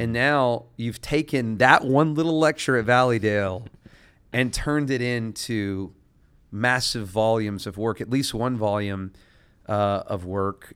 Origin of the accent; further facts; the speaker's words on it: United States; as an American